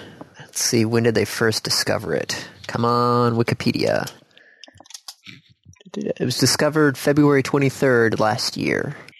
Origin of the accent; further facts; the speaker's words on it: United States; Because we are American males.